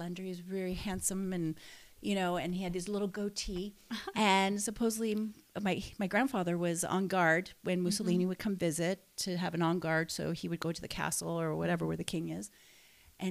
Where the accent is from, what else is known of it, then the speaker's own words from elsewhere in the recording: Canada; moved away; I'm Canadian. I was Canadian born, but I was actually first generation Canadian born